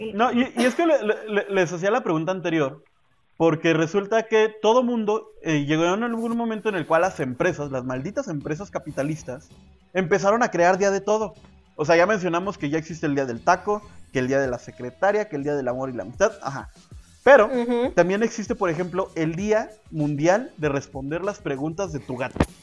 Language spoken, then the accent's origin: Spanish; Mexico; Esa actividad tan bonita que uno hace como mexicano